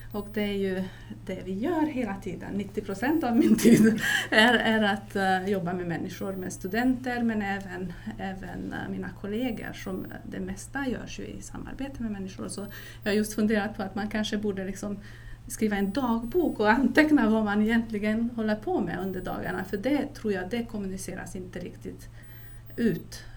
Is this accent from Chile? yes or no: no; Transylvania, Romania; now in Sweden; Transylvanien som jag kommer ifrån